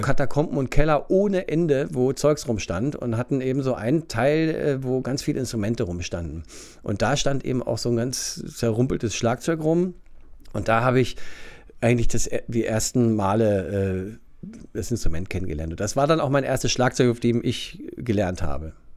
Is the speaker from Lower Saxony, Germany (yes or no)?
yes; Wunstorf, Lower Saxony, Germany; also born or lived in Hannover; Wunsdorf Steinhude, ja. genau. Da bin ich aufgewachsen